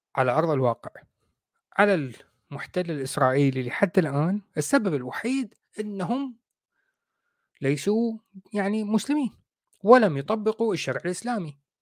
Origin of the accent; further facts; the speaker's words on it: Iraq; إحنا عندنا بالعراق نقول عفطة